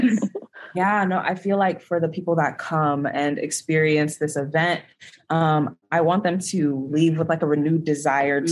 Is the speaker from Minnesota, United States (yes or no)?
no; Houston, Texas, United States; I am from Houston, Texas